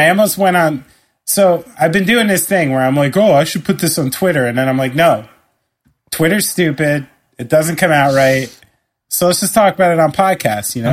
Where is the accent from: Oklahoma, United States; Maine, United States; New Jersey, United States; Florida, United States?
New Jersey, United States; I'm immensely proud to be from the state of New Jersey.